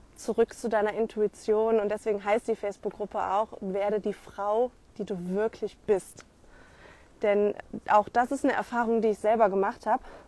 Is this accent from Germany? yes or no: yes; Rhineland, Germany; bei uns im Rheinland